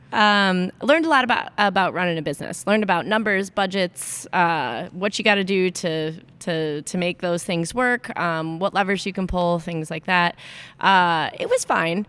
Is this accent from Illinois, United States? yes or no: yes; Aurora, Illinois, United States; back in Chicago, my hometown